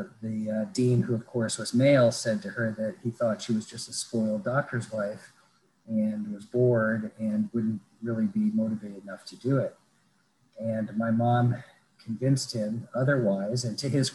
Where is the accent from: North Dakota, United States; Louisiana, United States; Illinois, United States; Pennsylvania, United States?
North Dakota, United States; Fargo; also born or lived in Winnipeg, Manitoba, Canada; I grew up in Fargo, North Dakota